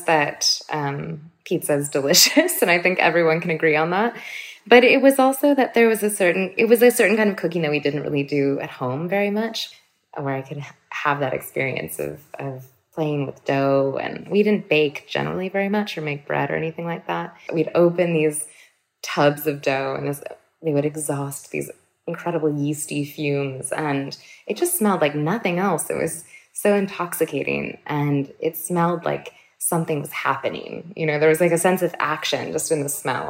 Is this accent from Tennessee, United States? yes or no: no; Berkeley, California, United States; growing up in Chez Panisse and with my mom